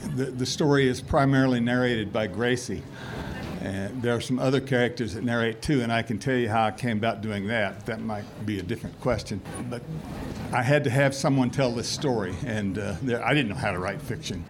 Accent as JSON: {"language": "English", "region": "Oklahoma", "country": "United States", "tie": "born or raised there", "said": "I was raised in Oklahoma"}